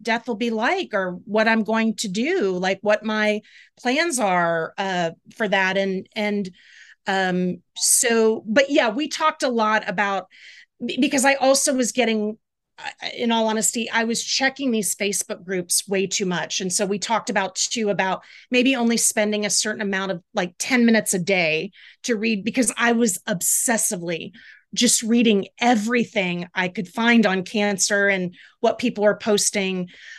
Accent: the South, United States; So I grew up in the South and I was never religious.

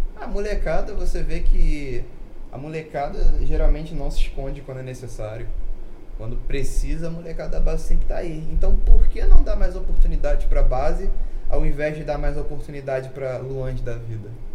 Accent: Brazil; nós brasileiros somos melhores de conversa

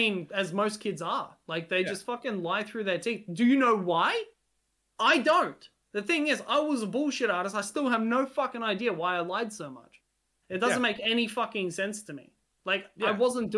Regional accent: Australia; first language Hungarian; English is a second language; Hungary will always be my home, even though I was born and raised in Australia. But that's because of my upbringing, because it was my first language

